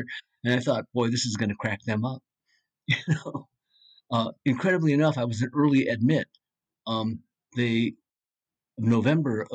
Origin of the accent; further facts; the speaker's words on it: United States; as an American